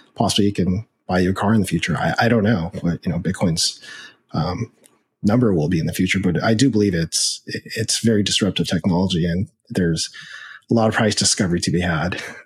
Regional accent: United States; I am Chinese American. I'm actually fifth generation, so I'm very Americanized

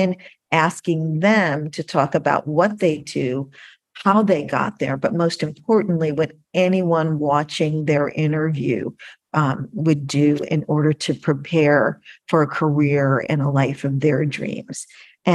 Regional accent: Connecticut, United States; I was living in Connecticut

